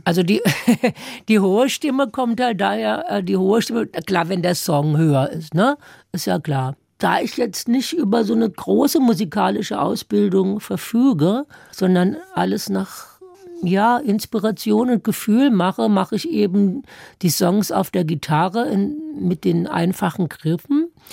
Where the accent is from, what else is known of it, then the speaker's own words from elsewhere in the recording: Hügelsheim, Baden-Württemberg, Germany; accent: Baden dialect; moved away as an adult; now in Berlin, Germany; im badischen Hügelsheim. Das sind so ein paar Dörfer an der Grenze zum Rhein. Und da muss man ja immer mithelfen, aber bis man sechs oder sieben ist